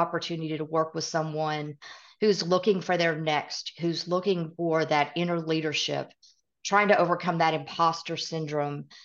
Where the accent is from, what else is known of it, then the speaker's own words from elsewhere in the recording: East Tennessee, United States; accent: Southern; also born or lived in Midwest; I live in Middle Tennessee. I completely have the Southern accent. I grew up in East Tennessee by way of the Midwest